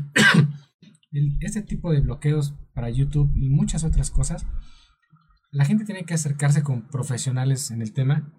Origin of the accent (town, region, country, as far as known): Mexico